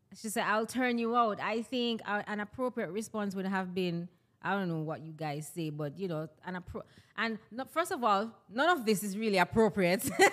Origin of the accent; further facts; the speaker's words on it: Jamaica; I'm a Jamaican personality because that's my ethnicity, that's my nationality